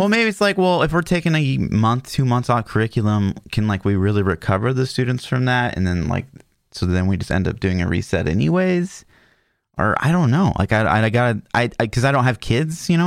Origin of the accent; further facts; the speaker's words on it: Kansas, United States; I grew up in Kansas until very recently, I, I moved just across the border, like, but I'm, like, ten minutes from Kansas still.